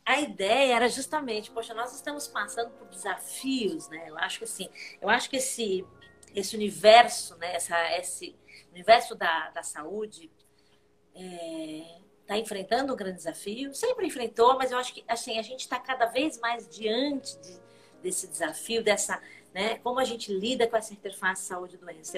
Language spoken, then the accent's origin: Portuguese; Portugal; sou portuguesa, né, não sou alemã